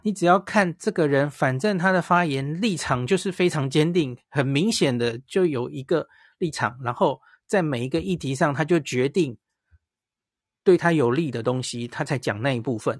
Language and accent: Chinese; Taiwan; 因为我们都是台湾人